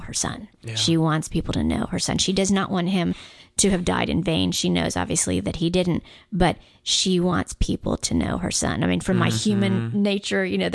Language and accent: English; Guam; Growing up on Guam, because it's very much a Catholic island.